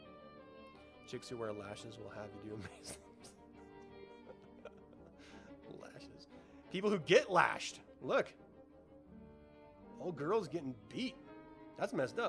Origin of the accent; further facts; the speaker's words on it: Salem, Utah, United States; I grew up in Salem, Utah, which is a tiny, tiny little intimate town